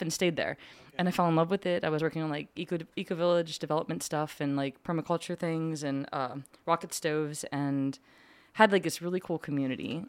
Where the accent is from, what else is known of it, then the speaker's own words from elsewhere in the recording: Lebanon, Pennsylvania, United States; moved away as an adult; born and raised in Lupnan, P A. And I went to Cedarcrest